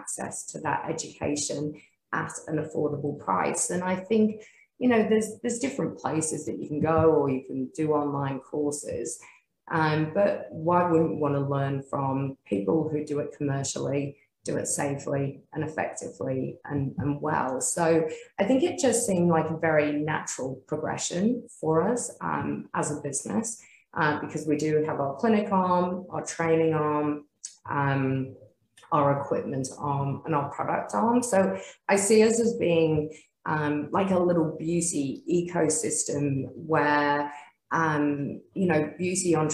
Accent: Australia; we are proudly Australian. We live in a great country

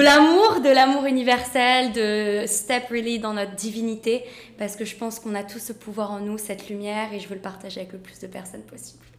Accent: France; also born or lived in Romania (ancestry); now in London, United Kingdom; je suis française moitié roumaine, j'habite à Londres

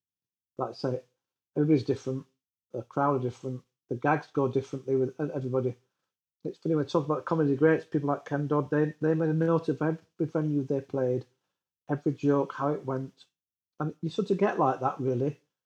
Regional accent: Yorkshire and the Humber, United Kingdom; As a Yorkshireman, that's what I seem to say most of my life now.

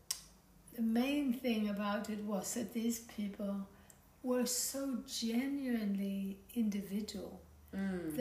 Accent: Sweden; also born or lived in United States / France / Germany / Ladakh; now in Byron Bay, Australia; growing up in Sweden, but also having lived in America and in France and in Germany

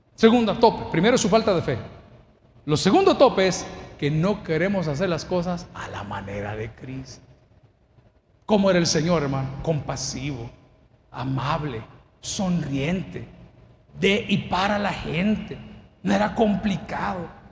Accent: El Salvador; Yo soy salvadoreño

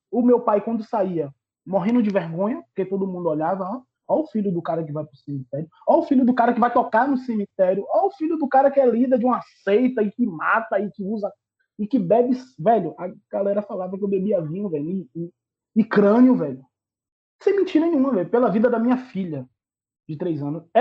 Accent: Northeast Region, Brazil; Eu falava, pai, eu sou nordestino.

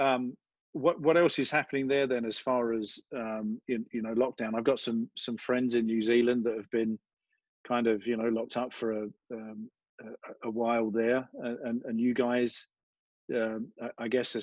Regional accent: London, United Kingdom; now in United States; what part of Australia are you from? And I say London

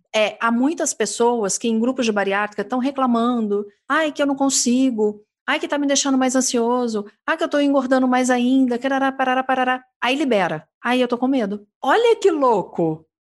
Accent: Minas Gerais, Brazil; accent: mineirismo; eu falo no meu mineirismo

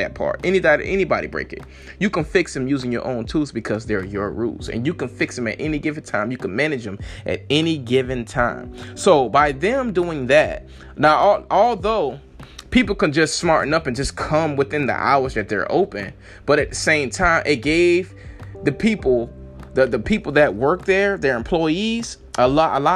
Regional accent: Lake City, United States; when I was growing up in Lake City, we didn't have any bridges

